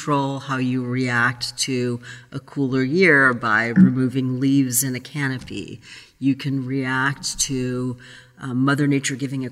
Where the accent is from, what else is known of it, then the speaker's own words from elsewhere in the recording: Brazil; moved away; I grew up in Brazil